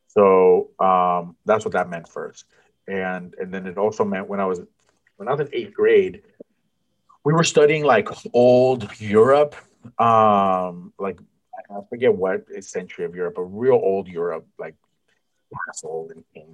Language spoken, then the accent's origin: English; San Francisco, California, United States; I grew up in San Francisco